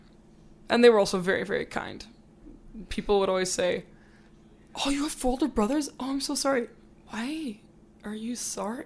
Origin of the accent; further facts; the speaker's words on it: Calgary, Alberta, Canada; Calgary. Born and raised.